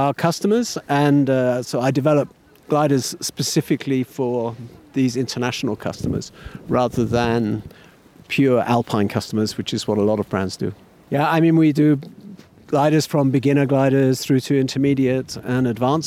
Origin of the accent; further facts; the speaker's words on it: United Kingdom; I'm British